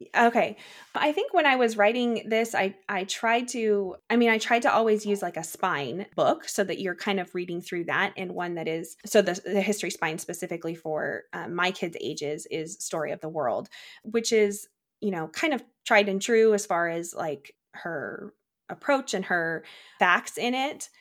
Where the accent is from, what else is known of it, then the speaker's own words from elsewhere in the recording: Czechia; now in United States; I grew up in the Czech Republic, eh, kind of near Prague area